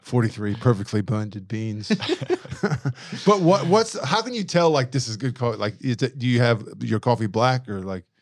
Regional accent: United States; now in Australia

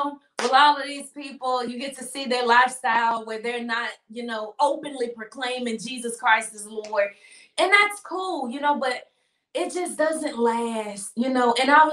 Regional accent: Memphis, Tennessee, United States; growing up in Memphis

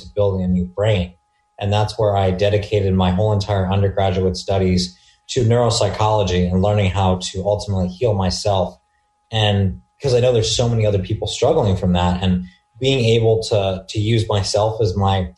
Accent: Dayton, Ohio, United States; now in Newport Beach, United States; I was born and raised in the small town of Dayton, Ohio, and I currently reside in Newport Beach, California

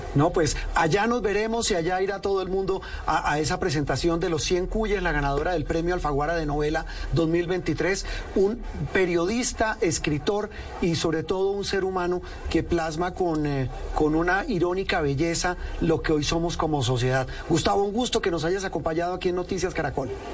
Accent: Colombia; como decimos coloquialmente en Colombia

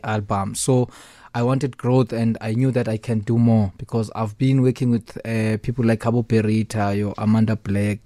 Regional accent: Eastern Cape, South Africa; I'm original from Eastern Cape

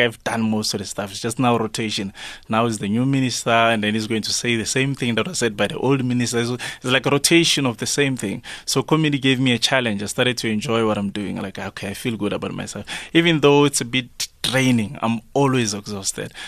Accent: Ivory Park, Gauteng, South Africa; I come from Ivory Park.

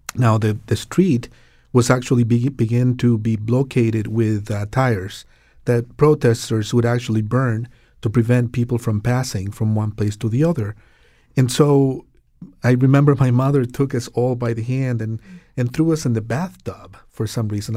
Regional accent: Santiago, Santiago Metropolitan Region, Chile; now in Connecticut, United States; I was raised in Chile during the, uh, Pinochet regime

